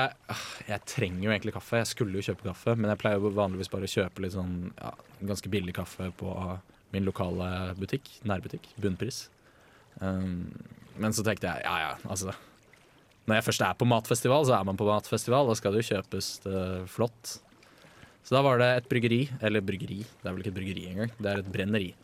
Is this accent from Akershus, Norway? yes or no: yes; Bærum, Akershus, Norway; hjemme i Bærum